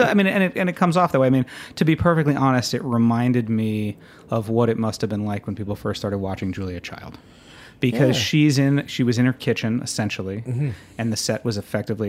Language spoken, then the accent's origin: English; United States; to me as an American